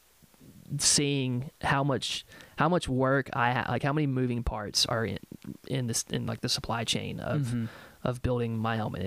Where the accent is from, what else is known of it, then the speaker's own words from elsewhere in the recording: Nashville, Tennessee, United States; growing up in Nashville